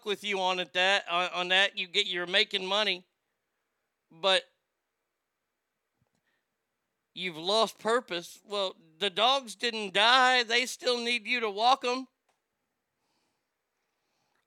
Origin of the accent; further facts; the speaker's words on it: Texas, United States; I'm from Texas